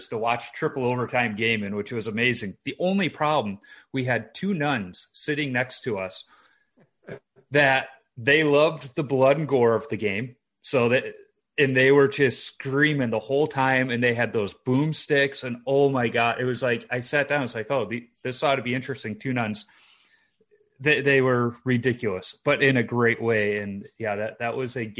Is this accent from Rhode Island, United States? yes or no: no; Chicago, Illinois, United States; Growing up in Chicago, I went to quite a few Chicago Wolves games.